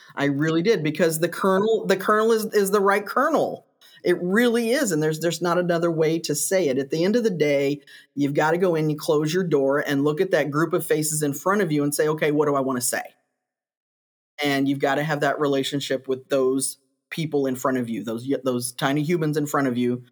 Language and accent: English; Kentucky, United States; moved away as an adult; now in Missouri, United States; I grew up in Kentucky and did my teacher prep there and then came to Missouri